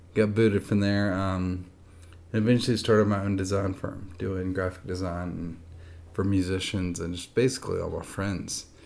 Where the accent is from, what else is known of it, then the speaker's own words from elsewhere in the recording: Nashville, Tennessee, United States; I grew up in Nashville, Tennessee. I'm actually from Nashville